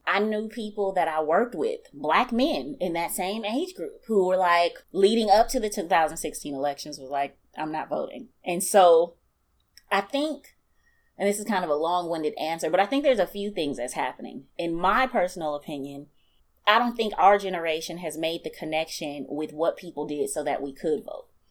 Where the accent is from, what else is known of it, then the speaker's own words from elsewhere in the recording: Milwaukee, Wisconsin, United States; Born and raised in Milwaukee